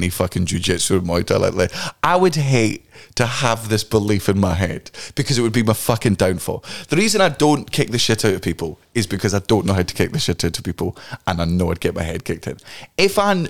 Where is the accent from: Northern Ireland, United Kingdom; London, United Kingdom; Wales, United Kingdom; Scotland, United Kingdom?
Scotland, United Kingdom; Fife; we grew up in Fife and we were all fucking teenagers out drinking